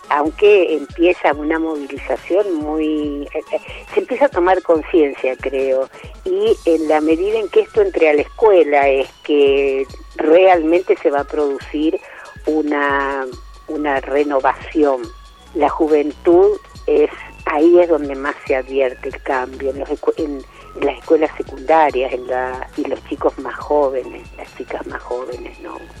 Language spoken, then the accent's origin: Spanish; Mexico City, Mexico; soy de la Ciudad de México